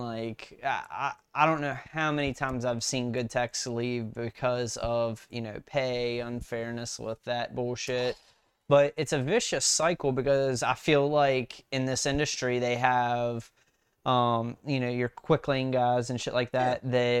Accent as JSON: {"language": "English", "region": "West Virginia", "country": "United States", "said": "But yeah, so when I moved out from West Virginia to Salisbury, Maryland, mm-hmm. I graduated high school"}